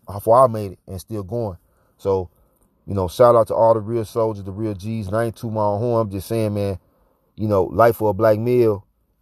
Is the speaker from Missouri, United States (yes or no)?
yes; St. Louis, Missouri, United States; moved away; also born or lived in Atlanta; I came up in St. Louis